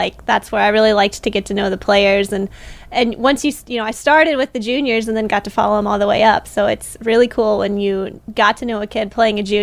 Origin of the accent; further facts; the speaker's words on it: Missouri, United States; I grew up and played in Missouri